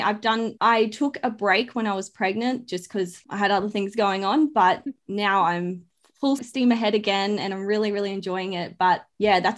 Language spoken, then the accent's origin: English; Brisbane, Queensland, Australia; I'm from Brisbane